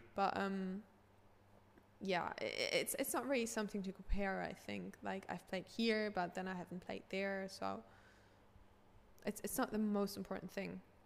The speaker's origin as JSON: {"language": "English", "region": "Hamburg", "country": "Germany", "tie": "born or raised there", "said": "I grew up in Hamburg"}